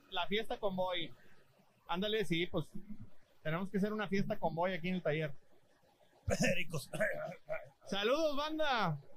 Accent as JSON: {"language": "Spanish", "town": "Monterrey", "region": "Nuevo León", "country": "Mexico", "tie": "born or raised there", "moved": "yes", "lives_now": "Houston, United States", "said": "Monterrey, por favor, persínate, porque ahí es donde la ciudad donde me vio nacer."}